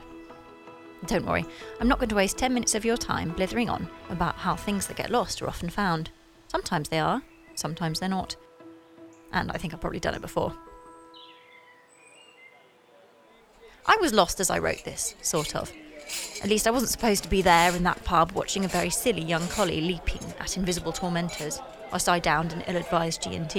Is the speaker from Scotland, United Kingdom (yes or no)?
no; Sussex, South East England, United Kingdom; I grew up in Sussex